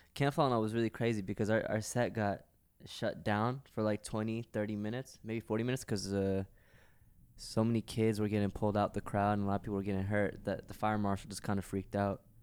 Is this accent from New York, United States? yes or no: yes; New York, United States; also born or lived in Pakistan; I moved to New York when I was one, so I've pretty much been in America my whole